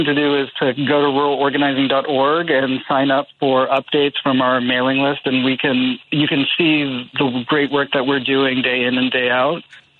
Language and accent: English; Ames, Iowa, United States; born or raised there